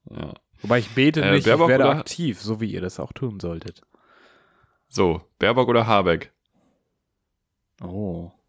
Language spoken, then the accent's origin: German; Northern Germany, Germany; ich als Norddeutscher bin ja eigentlich so dem, dem SSW